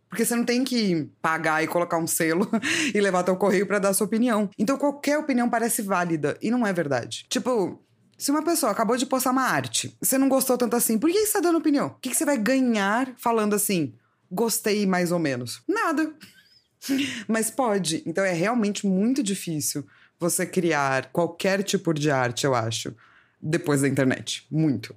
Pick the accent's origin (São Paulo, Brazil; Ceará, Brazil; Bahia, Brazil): São Paulo, Brazil; eu sou de São Paulo